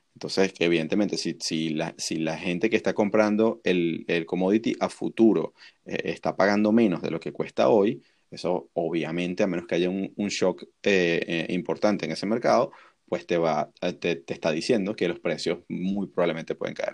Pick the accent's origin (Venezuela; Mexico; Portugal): Venezuela; Nosotros que somos venezolanos